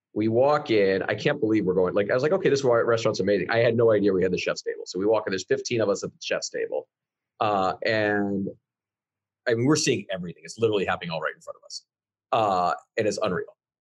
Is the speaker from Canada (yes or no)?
yes; Canada; now in United States; I'm Canadian